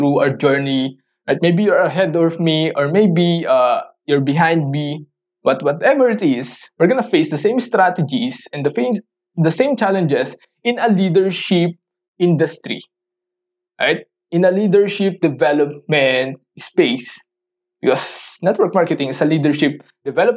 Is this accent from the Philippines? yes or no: yes; Philippines; English is a second language; I'm a Filipino. I don't usually talk in English.